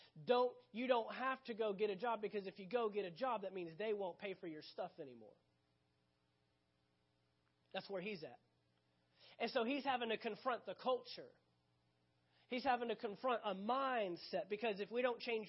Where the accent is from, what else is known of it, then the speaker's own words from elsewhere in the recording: Dallas, Texas, United States; right where I grew up in the Dallas, Texas area